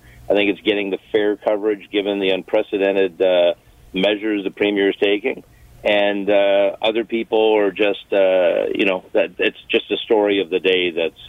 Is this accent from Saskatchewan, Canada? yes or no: no; Hamilton, Ontario, Canada; I'm from Hamilton